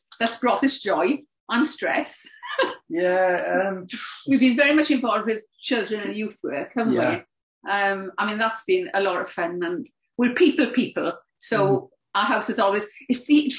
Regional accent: Welsh, Wales, United Kingdom; Quite often we're called the crazy Welsh couple.

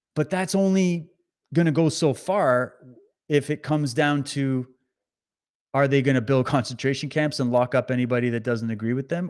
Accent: Canada; as a Canadian

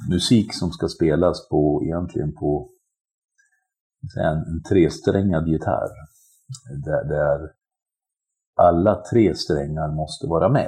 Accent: Arboga, Västmanland, Sweden; moved away as an adult; en arbetargrabb från Bergslagen Arboga växte jag upp i.

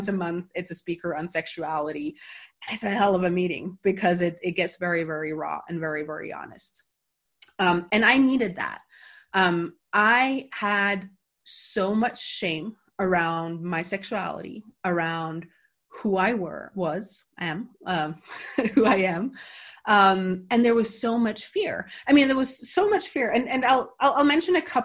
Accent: Norway; also born or lived in San Francisco; now in Gothenburg, Sweden; I went home for a 2 week vacation in September that year

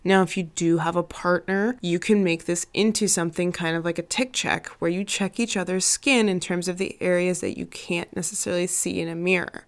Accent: Arizona, United States; I grew up in Arizona, the devil's armpit when it comes to heat and sunshiny days

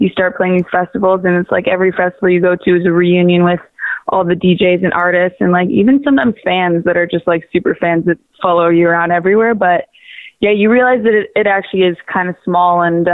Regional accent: Waterloo, Ontario, Canada; now in Toronto, Canada; I'm originally from Waterloo, which is about an hour west of Toronto

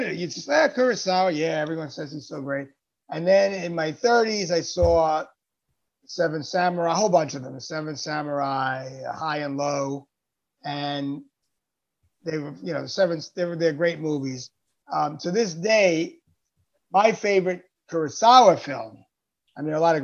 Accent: United States; as an American, you know, as a Westerner, as an American

